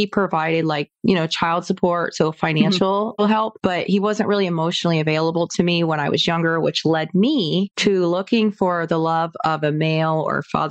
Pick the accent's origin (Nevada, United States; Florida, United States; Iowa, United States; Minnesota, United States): Florida, United States; Sarasota; So I grew up here in Sarasota, Florida, born and raised Florida native